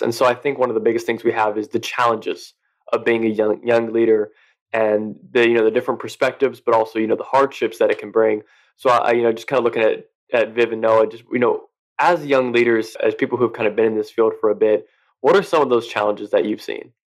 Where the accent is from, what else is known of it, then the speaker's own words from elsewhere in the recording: West Texas, United States; I grew up in the South in Texas, but more in that that West Texas kind of country area